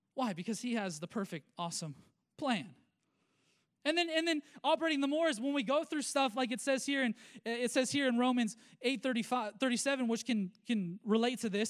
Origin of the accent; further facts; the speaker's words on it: United States; I am a Christian and a believer before I'm an American